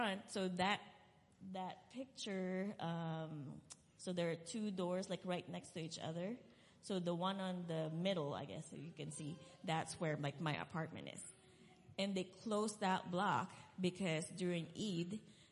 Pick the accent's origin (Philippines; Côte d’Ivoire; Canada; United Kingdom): Philippines; moved away; I'm originally from the Philippines